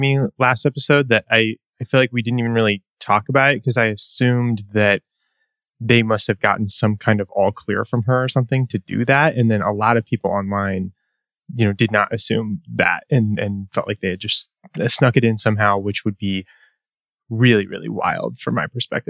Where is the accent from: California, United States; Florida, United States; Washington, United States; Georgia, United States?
California, United States; Sacramento; also born or lived in Detroit; I'm from Sacramento, Utah. But I've got like, I was born in Detroit. I got a lot of like Midwest family and stuff, but no, mostly California.